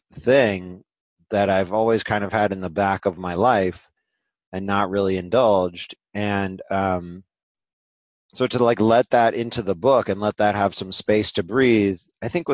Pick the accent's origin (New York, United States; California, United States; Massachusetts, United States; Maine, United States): Massachusetts, United States; Cambridge; the time that I was growing up in Cambridge.